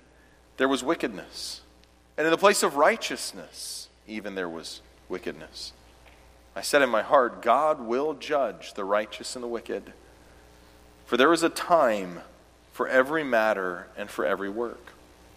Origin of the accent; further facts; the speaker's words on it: Clemson, South Carolina, United States; I was born and raised in Clemson, South Carolina